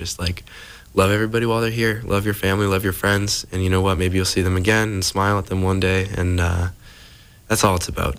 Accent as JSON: {"language": "English", "town": "Scituate", "region": "Massachusetts", "country": "United States", "said": "I'm 21. I'm from Scituate, Massachusetts."}